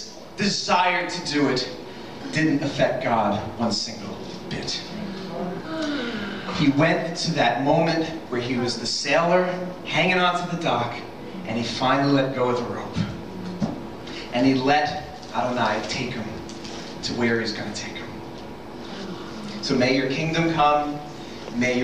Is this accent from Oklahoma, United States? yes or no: no; New York, United States; now in Rhode Island, United States; I grew up in New York